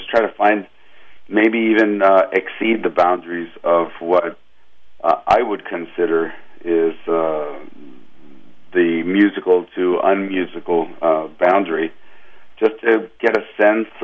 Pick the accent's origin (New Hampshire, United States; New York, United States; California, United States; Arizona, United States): California, United States; Los Angeles; I grew up in Los Angeles